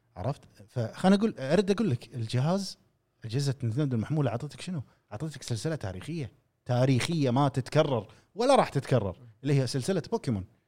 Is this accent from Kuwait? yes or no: yes; Kuwait; عندنا في الخليج، نتكلم، وتحديداً في الكويت